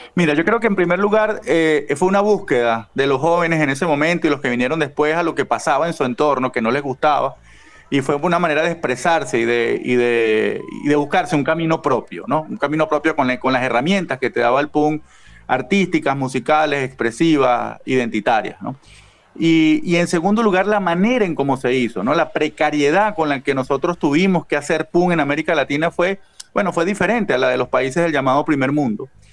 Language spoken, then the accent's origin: Spanish; Venezuela